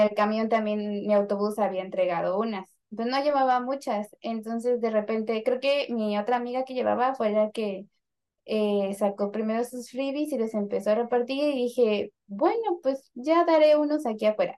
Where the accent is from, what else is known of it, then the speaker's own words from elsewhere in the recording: Mexico; Somos mexicanos